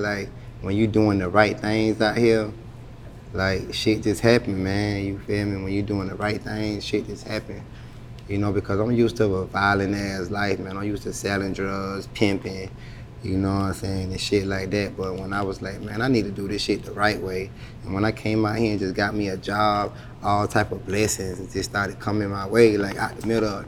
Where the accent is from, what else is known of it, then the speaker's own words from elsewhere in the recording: Allendale, South Carolina, United States; also born or lived in Columbia, South Carolina / Charleston, South Carolina / Hilton Head Island, South Carolina; where I'm from. I'm from Allendale